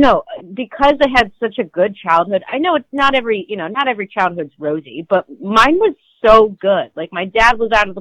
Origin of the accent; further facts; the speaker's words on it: United States; I'm more American than most Chinese people